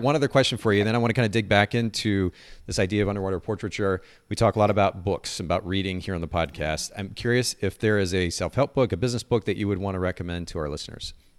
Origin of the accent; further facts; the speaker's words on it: Japan; moved away; I grew up in Japan